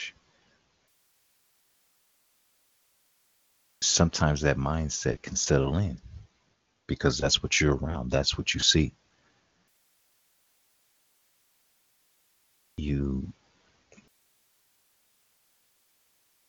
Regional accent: Chicago, Illinois, United States; being raised in Chicago, even though it was still a lot of shootings

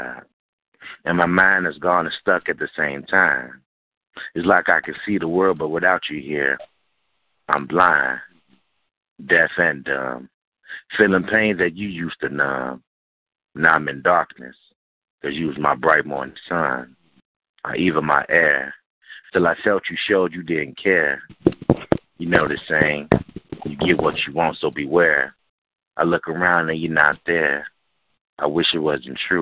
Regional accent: Cincinnati, Ohio, United States; I'm born from Cincinnati, Ohio

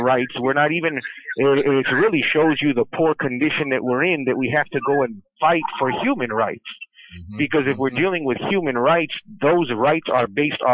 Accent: Chicago, Illinois, United States; as a Mexican born in America, been born and raised in Chicago my whole life

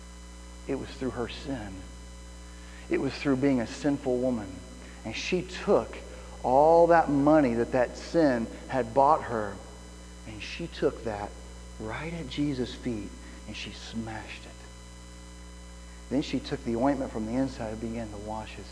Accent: Midwest, United States; moved away; I grew up in the Midwest

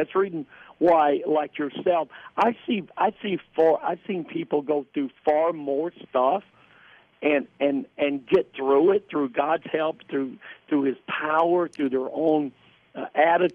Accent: the South, United States; I grew up in the South

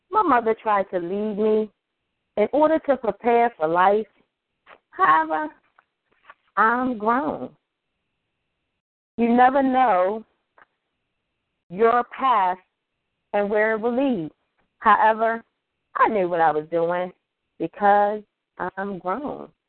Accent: Baltimore, Maryland, United States; Hey, I'm from Baltimore.

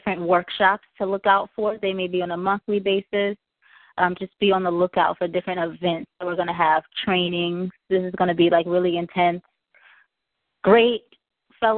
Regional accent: Charleston, South Carolina, United States; I am from Charleston, South Carolina

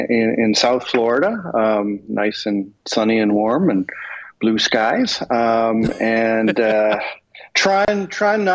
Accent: Toronto, Ontario, Canada; also born or lived in Houston, Texas / Atlantic Canada; I was born in Houston, Texas. My father then moved back to Canada when I was an infant. So I didn't get a choice. I had to go with him. And I grew up in Toronto

